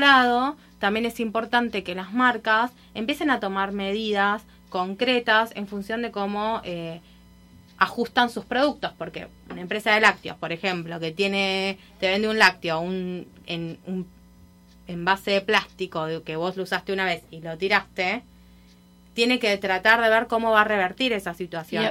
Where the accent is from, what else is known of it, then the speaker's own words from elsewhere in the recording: Buenos Aires, Argentina; accent: Argentine; moved away as an adult; now in Miami, United States; acá estoy hace un año en Miami, me mudé de Argentina para acá.